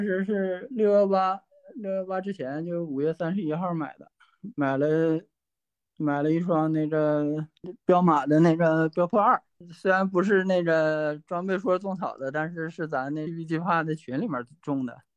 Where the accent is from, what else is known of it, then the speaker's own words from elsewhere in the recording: Northeast China, China; 作为一个东北人买一件儿羊毛衫儿